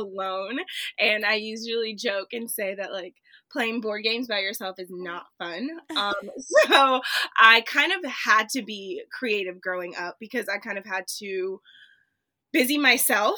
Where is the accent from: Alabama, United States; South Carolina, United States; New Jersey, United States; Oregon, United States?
South Carolina, United States; Charleston; also born or lived in Columbia, South Carolina; Charleston, which is my hometown. It's where I grew up